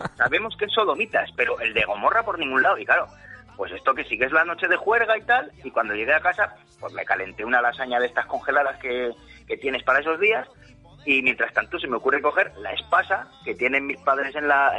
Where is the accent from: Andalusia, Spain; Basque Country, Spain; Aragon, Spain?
Aragon, Spain; Zaragoza; ya vivo en mi tierra, o sea, sin salir de mi casa de Zaragoza